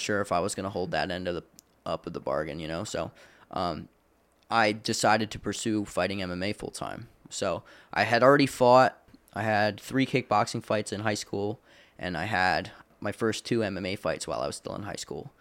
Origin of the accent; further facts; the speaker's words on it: Landisville, Pennsylvania, United States; I grew up in, uh, in Lancaster, Pennsylvania, uh, in a little town called Landisville